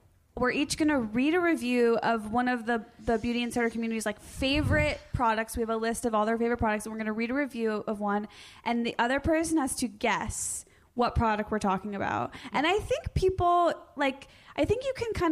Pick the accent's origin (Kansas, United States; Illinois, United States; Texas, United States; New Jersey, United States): Illinois, United States; Skokie; I am from Skokie.